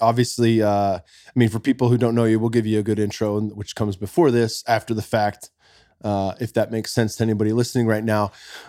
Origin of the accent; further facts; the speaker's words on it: Silicon Valley, Bay Area, California, United States; now in Austin, United States; I grew up in the Bay Area. I grew up in the Silicon Valley.